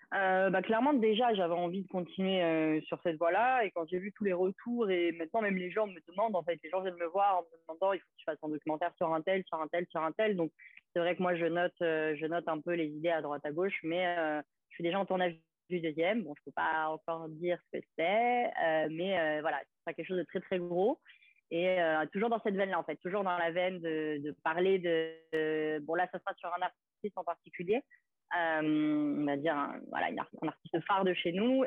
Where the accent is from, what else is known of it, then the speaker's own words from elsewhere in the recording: Gros-Morne, Martinique; j'étais martiniquaise, du Grand Morne